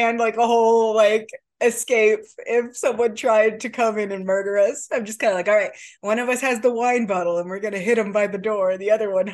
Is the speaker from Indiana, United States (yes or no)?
yes; Lafayette, Indiana, United States; moved away; we grew up in Lafayette, Indiana